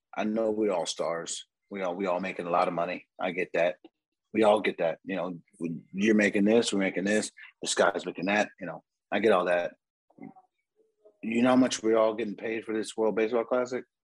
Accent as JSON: {"language": "English", "town": "San Diego", "region": "California", "country": "United States", "said": "I'm from San Diego"}